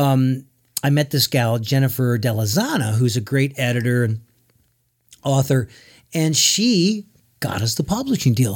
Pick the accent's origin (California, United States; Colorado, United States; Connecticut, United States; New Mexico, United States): Connecticut, United States; now in Nashville, United States; We're both from Connecticut.